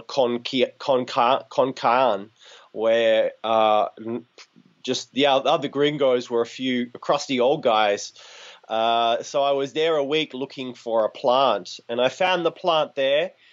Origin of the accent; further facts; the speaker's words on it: Shepparton, Victoria, Australia; I grew up in the country in an area called Nalinga, halfway between Shepparton and Benalla